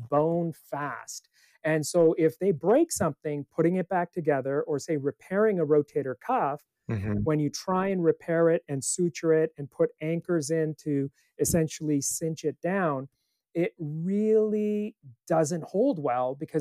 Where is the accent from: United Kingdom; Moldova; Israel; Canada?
Canada; moved away as an adult; also born or lived in Palo Alto, California; now in Santa Cruz, United States; I grew up in Canada